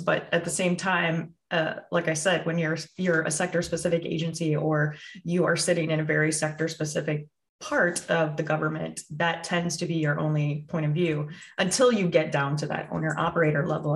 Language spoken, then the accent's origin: English; Midwest, United States; also born or lived in California; I'm from the Midwest